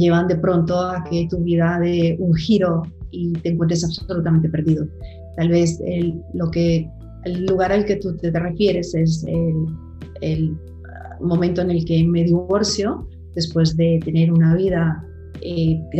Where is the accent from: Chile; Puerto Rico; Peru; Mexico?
Puerto Rico; also born or lived in Colombia; now in Spain; Soy eh, una colombiana, nací, nací en Colombia, crecí en Puerto Rico, la isla a la, que, adoro. Llegué a Puerto Rico en mi adolescencia